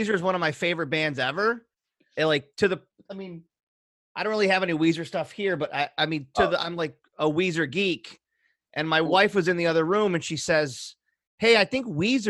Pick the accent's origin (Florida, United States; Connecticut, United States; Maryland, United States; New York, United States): New York, United States; Pennellville; also born or lived in Syracuse, New York; I was raised in Pennellville, New York, which is a small town outside of Syracuse